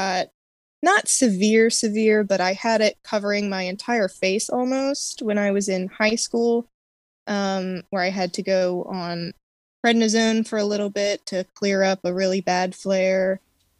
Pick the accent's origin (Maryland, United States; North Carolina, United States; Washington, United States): Maryland, United States; I am from Maryland